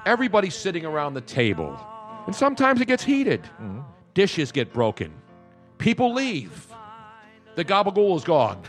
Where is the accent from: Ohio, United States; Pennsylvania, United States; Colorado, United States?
Pennsylvania, United States; Philadelphia; we're from Philadelphia.